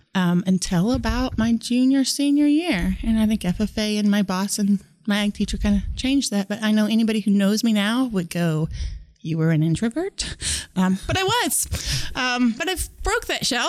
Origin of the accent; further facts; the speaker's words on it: Norton, Kansas, United States; I grew up in Norton, Kansas, in Northwest Kansas